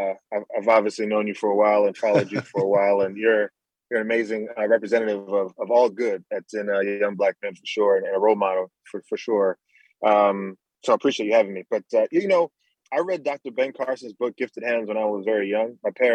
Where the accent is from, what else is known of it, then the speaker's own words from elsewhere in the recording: Nassau, New Providence, Bahamas; moved away; also born or lived in New Jersey; we came from Nassau, Bahamas with not a lot of money. Our family, everyone's still back home in the Bahamas right now. And then getting to New Jersey is where we landed, where no one really around us was Bahamian.